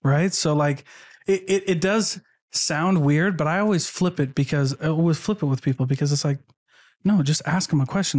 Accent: Iowa, United States; moved away; I grew up in Iowa, where I was the only L D S

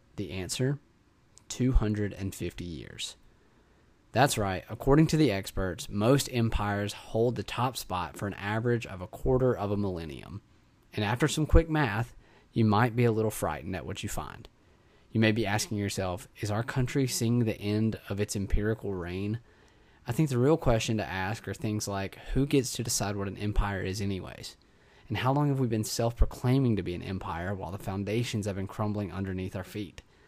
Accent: United States; all of us as American citizens

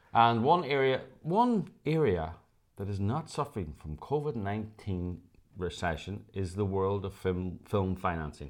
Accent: Ireland; now in Los Angeles, United States; as Irish people

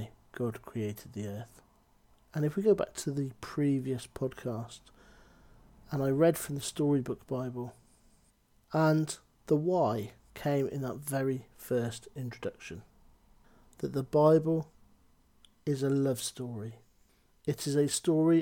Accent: Cheltenham, South West England, United Kingdom; also born or lived in Gloucester; I come from Gloucester. I come from Cheltenham

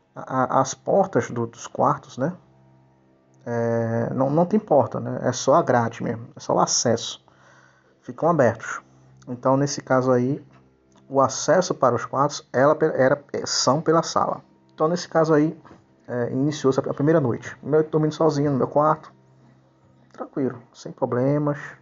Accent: Limoeiro, Pernambuco, Brazil; sou natural de Limoeiro, uh, do estado de Pernambuco, da Zona da Mata uh, de Pernambuco

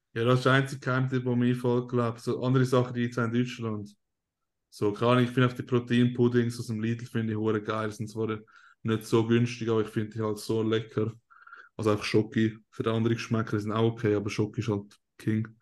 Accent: Switzerland; first language Swiss German; German is a second language; als Schweizer, wenn du einen recht starken Akzent hast

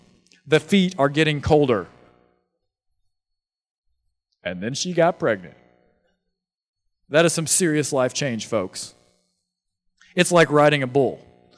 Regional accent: Louisville, Kentucky, United States; I explained to him, I'm from Louisville, and I think Louisville needs a big, healthy church in Louisville.

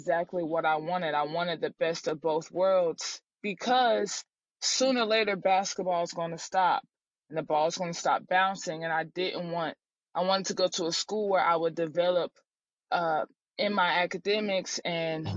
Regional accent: Durham, North Carolina, United States; moved away as an adult; also born or lived in Charlottesville, Virginia; I'm from Durham, North Carolina, so I grew up around ACC basketball

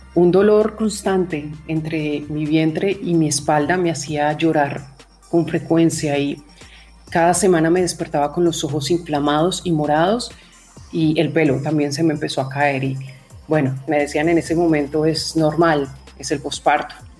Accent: Cali, Valle del Cauca, Colombia; moved away as an adult; also born or lived in Bogotá; Salí de Cali, mi ciudad, en Colombia, me fui a la capital.

